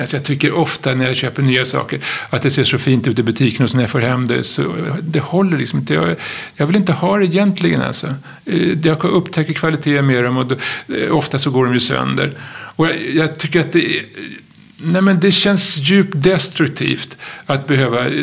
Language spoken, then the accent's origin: Swedish; Stockholm, Stockholm County, Sweden; jag är uppväxt i Stockholm